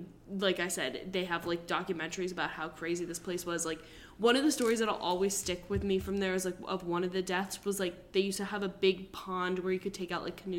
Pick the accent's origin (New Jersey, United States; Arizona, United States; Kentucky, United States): New Jersey, United States; growing up in New Jersey.